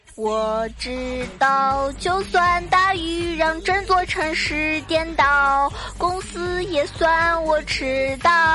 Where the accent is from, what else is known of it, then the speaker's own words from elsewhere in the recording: China; 作为中国人